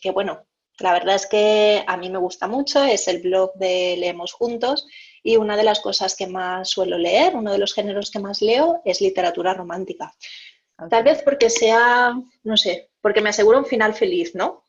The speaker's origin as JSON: {"language": "Spanish", "town": "Valencia", "region": "Valencian Community", "country": "Spain", "tie": "born or raised there", "said": "nací en Valencia, eh, hace 38 años"}